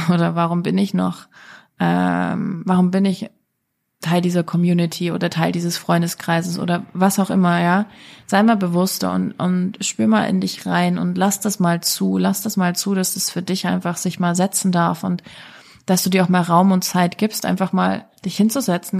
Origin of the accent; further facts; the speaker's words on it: Germany; moved away; ich komme aus Deutschland, ich weiß, wie wir Deutschen ticken.